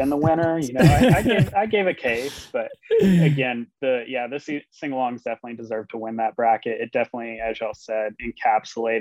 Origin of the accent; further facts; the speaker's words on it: Alabama, United States; moved away; my home state of Alabama